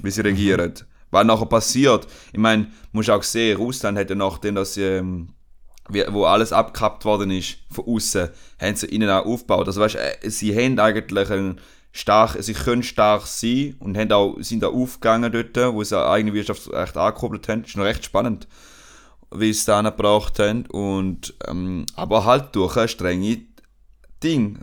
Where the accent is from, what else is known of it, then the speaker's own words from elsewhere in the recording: Switzerland; now in Spain; als Europäer oder halt als Schweizer